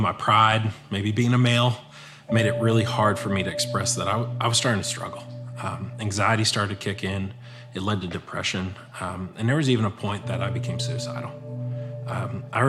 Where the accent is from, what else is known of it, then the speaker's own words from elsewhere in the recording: Erie, Pennsylvania, United States; now in Longview, United States; I grew up in Erie, Pennsylvania